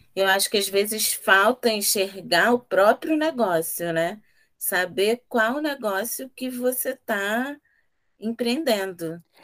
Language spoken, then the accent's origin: Portuguese; Rio de Janeiro, Brazil; Aqui somos três afroempreendedoras periféricas da Zona Oeste do Rio